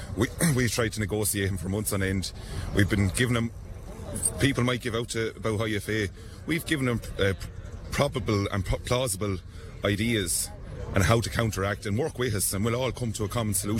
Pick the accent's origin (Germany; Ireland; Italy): Ireland; Moone, Leinster; From Kildare there, a little place called Moon.